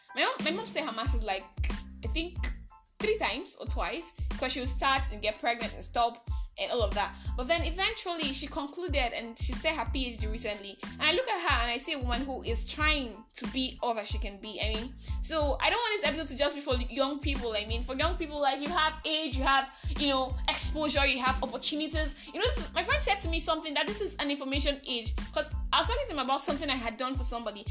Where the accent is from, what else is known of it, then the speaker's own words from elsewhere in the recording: Nigeria; I am that Nigerian Christian talkaholic